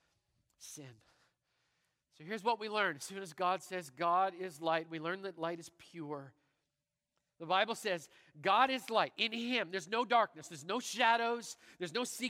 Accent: Canada; I'm Canadian

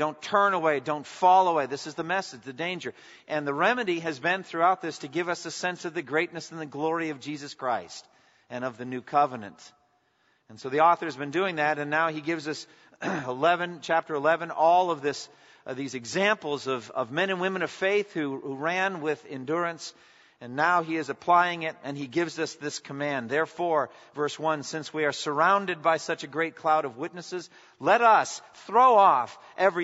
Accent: a town on the Boston Marathon route, Massachusetts, United States; The Boston Marathon went right through my hometown.

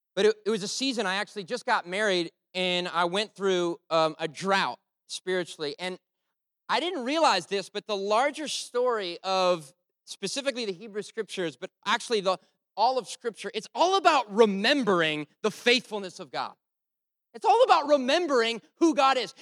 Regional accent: Rhode Island, United States; I'm from Rhode Island

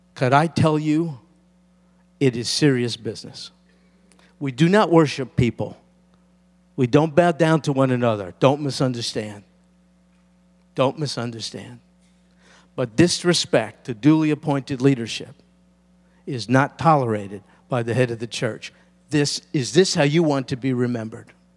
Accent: United States; particularly as American Christians.

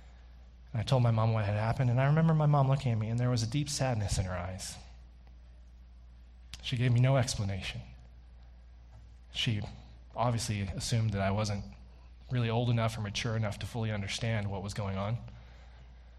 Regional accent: the South, United States; also born or lived in Austin, Texas; now in Canada; I grew up in the South

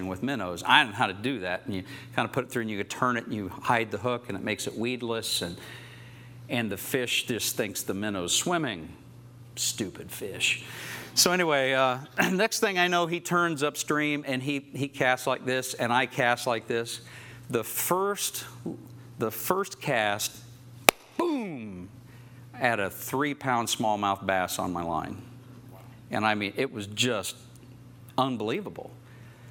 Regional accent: Oklahoma, United States; I grew up in Oklahoma

